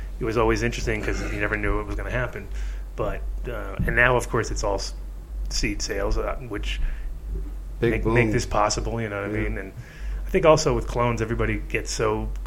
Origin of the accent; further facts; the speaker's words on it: New England, United States; moved away; I grew up in New England a little bit